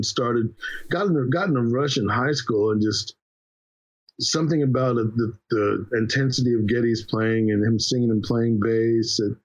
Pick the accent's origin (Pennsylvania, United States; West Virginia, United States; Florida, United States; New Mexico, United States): Pennsylvania, United States; Philadelphia; growing up in Philly